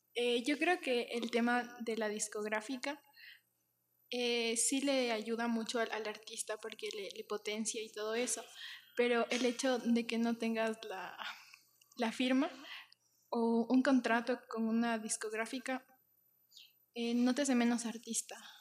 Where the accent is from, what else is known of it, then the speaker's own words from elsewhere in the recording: Ecuador; de aquí, de, Ecuador